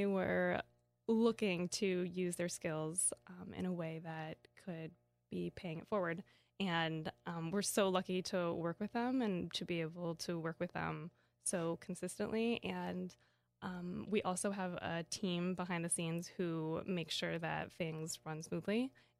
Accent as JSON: {"language": "English", "region": "Kansas", "country": "United States", "tie": "born or raised there", "said": "I grew up in Kansas."}